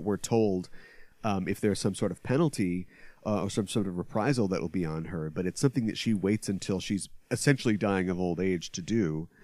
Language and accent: English; United States; speaking as an American